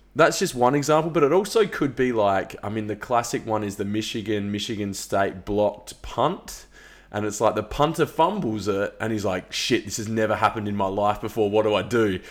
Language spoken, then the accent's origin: English; Australia; being an Australian